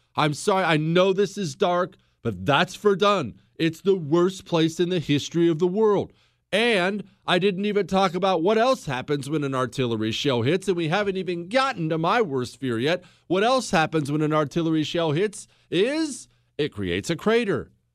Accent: United States; I'm an American

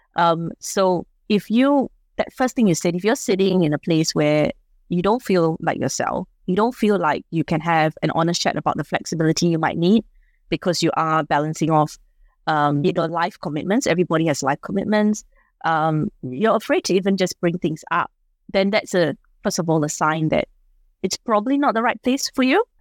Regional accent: Singapore; now in Australia; I'm from Singapore

